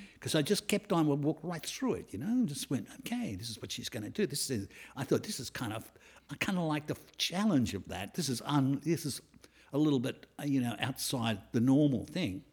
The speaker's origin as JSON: {"language": "English", "country": "Australia", "said": "I went around the world, um, on, as Aussie, Aussie kids"}